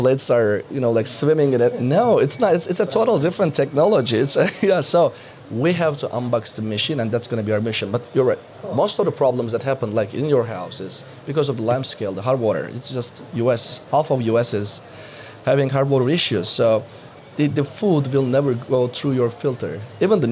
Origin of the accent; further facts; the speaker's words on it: Turkey; I'm coming from Turkey